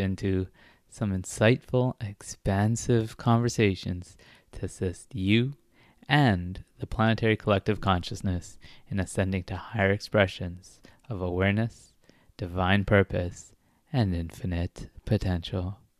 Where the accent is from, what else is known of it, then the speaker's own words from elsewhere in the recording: Toronto, Ontario, Canada; I'm also from Toronto